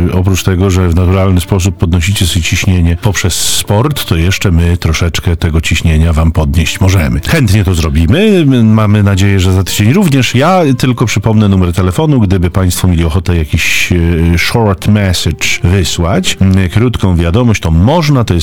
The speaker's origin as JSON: {"language": "Polish", "town": "Zduńska Wola", "region": "Łódź Voivodeship", "country": "Poland", "said": "Ja jestem z Duńskiej Woli. E, to jest miejsce urodzenia świętego Maksymiliana."}